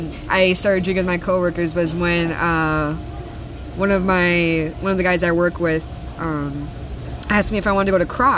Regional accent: Key West, Florida, United States; So, I came from Key West, and I never really made the transition. Like, hey, I'm off the island.

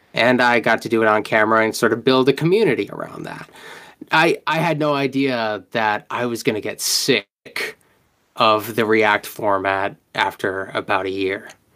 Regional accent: Rhode Island, United States; I'm from Rhode Island

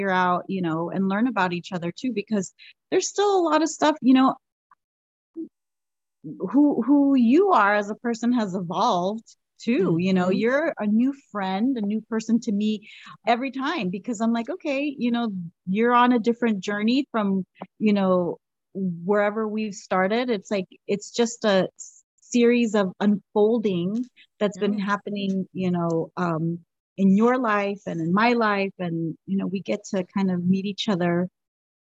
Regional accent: Los Angeles, California, United States; accent: Valley girl; we are from the San Fernando Valley, LA, you know, so we're two Valley girls too

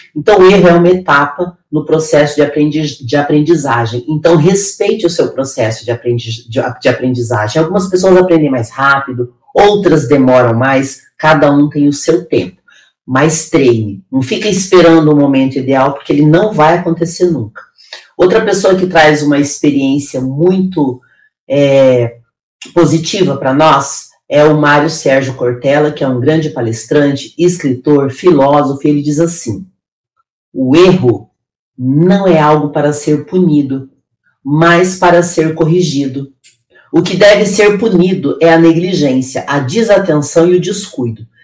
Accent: interior of Paraná, Brazil; now in São Paulo, Brazil; Eu vim do interior do Paraná, de um lugar de extrema pobreza. Hoje eu moro na cidade mais rica do Brasil

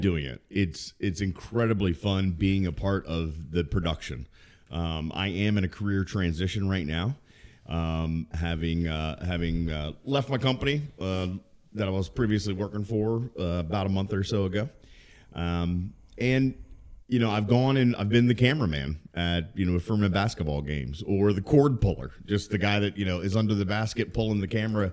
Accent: Maryland, United States; also born or lived in Baltimore; I'm originally from Maryland

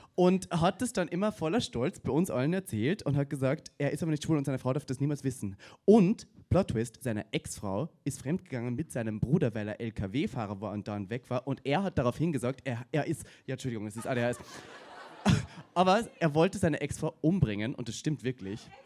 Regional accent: Austria; bei mir in Österreich

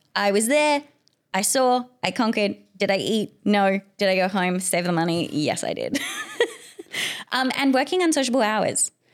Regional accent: South Africa; now in Perth, Australia; I'm an immigrant, so I'm from South Africa initially

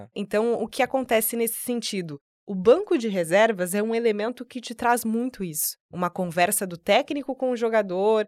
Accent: Sinop, Mato Grosso, Brazil; moved away as an adult; now in Cuiabá, Brazil; sou de Sinop, então eu tinha ali meus 19, 20 anos

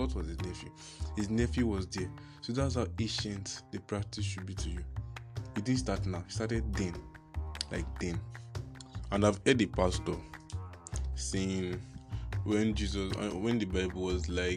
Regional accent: Nigeria; I am a Nigerian

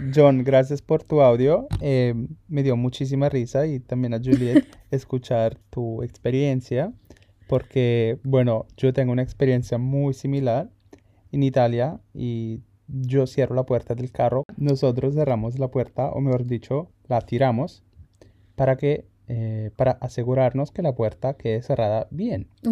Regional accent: England, United Kingdom; Spanish is a second language; En Inglaterra, de donde soy

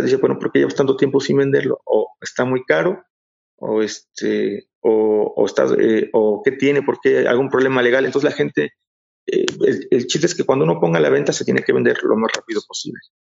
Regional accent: Mexico; aquí, bueno, aquí en México

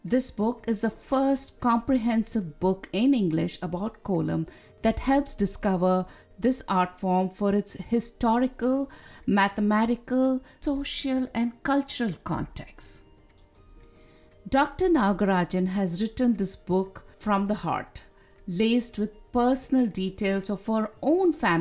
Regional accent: India; Growing up in India, I've watched women gracefully hold the container

